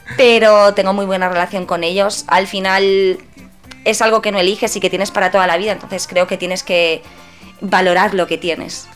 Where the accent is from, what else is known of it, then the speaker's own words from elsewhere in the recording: Madrid, Community of Madrid, Spain; also born or lived in Padul, Granada; tendría pues entre 14 y 16 años como muchísimo. Y aquí en Madrid mis padres no me dejaban salir